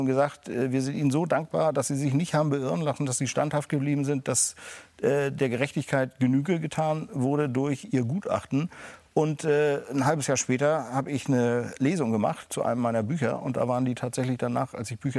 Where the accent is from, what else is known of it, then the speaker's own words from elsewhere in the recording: Schleswig-Holstein, Germany; Und als Schleswig-Holsteiner war das natürlich eine irre Geschichte